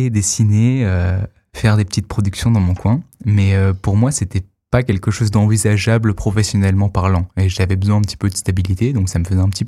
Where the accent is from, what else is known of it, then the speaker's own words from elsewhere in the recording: Arles, Provence-Alpes-Côte d'Azur, France; Alors à la base, donc je viens de Arles, dans le sud, même si j'ai quelques racines parisiennes.